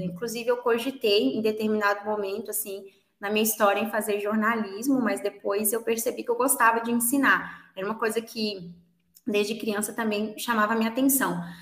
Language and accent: Portuguese; Minas Gerais, Brazil; eu sou de Minas Gerais e sou professora de inglês